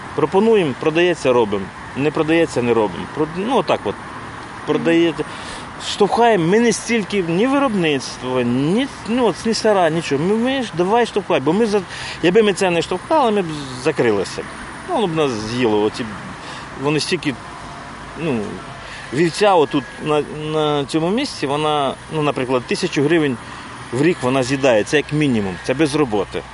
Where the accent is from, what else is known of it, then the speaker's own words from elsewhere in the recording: Pryluky, Chernihiv Oblast, Ukraine; also born or lived in Kyiv; now in Hnidyn, Ukraine; я сам з Прилук, я жив в Києві, ну, з Прилуцького району.